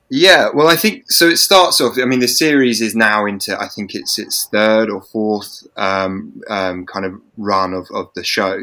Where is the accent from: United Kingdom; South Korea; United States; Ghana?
United Kingdom; England; being English